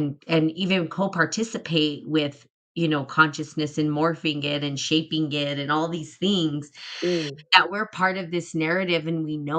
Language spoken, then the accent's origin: English; New Mexico, United States; I'm from New Mexico